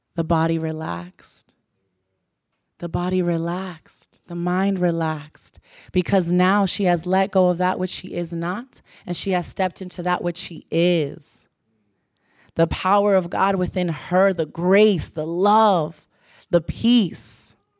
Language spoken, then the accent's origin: English; Pembroke Pines, Florida, United States; I'm from Pembroke Pines, just to give you a background, very suburban, middle class home.